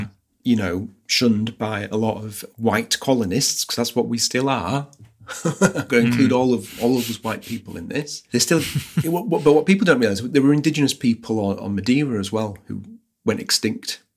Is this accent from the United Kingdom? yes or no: yes; United Kingdom; I'm British.